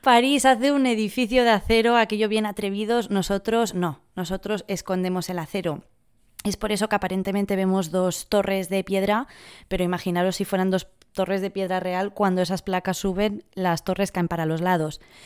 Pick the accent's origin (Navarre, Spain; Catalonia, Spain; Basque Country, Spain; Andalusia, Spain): Catalonia, Spain; Barcelona; moved away as an adult; now in London, United Kingdom; Somos de la misma ciudad, de Barcelona, y llevo tres años en Londres